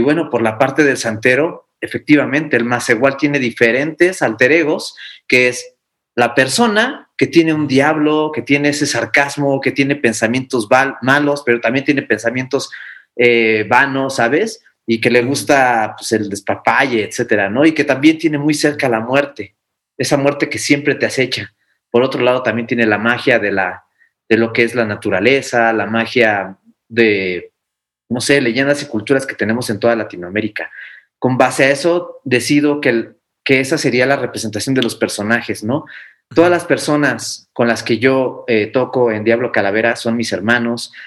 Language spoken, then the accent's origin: Spanish; Mexico; nosotros como mexicanos